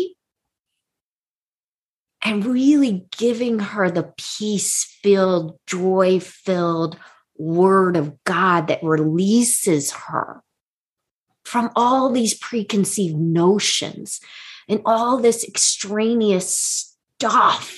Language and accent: English; United States; we as American culture women